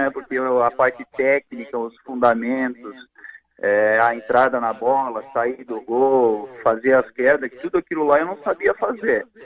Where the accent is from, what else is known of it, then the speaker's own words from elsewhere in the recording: Quilombo, Santa Catarina, Brazil; born there; also born or lived in Paraná / Rio Grande do Sul; depois meus pais foram lá para Santa Catarina, cidade chamada Quilombo, onde eu nasci. Foram mais adiante depois para o Paraná, morei uma época no Paraná e depois a gente regressou ao, ao Rio Grande do Sul, é, essa cidade chamada Paraí